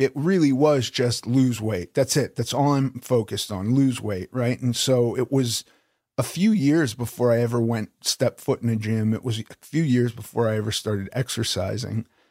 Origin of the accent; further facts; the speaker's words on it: Los Angeles, California, United States; I grew up in Los Angeles